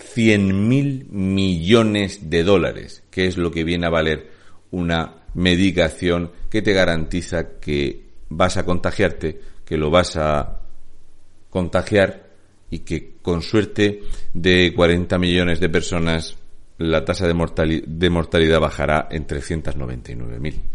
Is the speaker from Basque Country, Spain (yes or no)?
no; Region of Murcia, Spain; un murciano encabronado